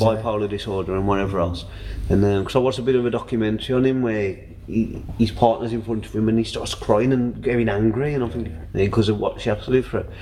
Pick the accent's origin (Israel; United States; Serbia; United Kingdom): United Kingdom; we're, we're British